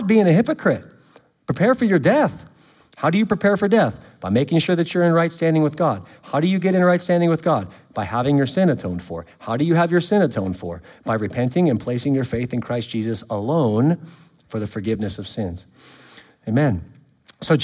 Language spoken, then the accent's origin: English; California, United States; now in Louisiana, United States; I'm from California